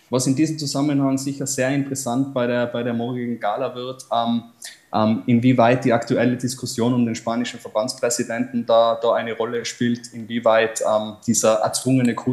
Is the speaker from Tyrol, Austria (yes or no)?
yes; Tyrol, Austria; Und es ist tatsächlich eine sehr große Ehre, dass man da als, als Tiroler sozusagen in die große weite Fußballwelt eintauchen kann